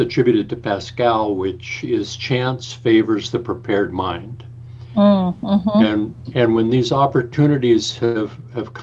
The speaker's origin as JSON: {"language": "English", "town": "Fresno", "region": "California", "country": "United States", "tie": "born or raised there", "moved": "as an adult", "lives_now": "San Francisco, United States", "said": "I grew up in the Central Valley of California, in Fresno, California"}